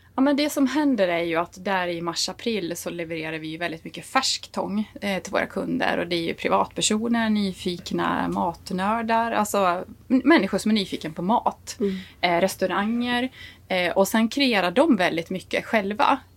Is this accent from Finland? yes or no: no; Dalarna County, Sweden; accent: Dalmål; moved away as an adult; jag pratar ju dalmål. Jag är liksom tångborna från Dalarna